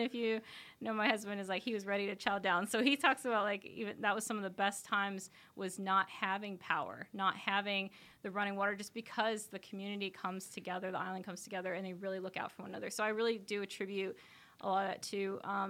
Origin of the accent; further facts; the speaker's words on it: Maine, United States; also born or lived in Guam; So I went to college out in Guam, but I grew up in Maine.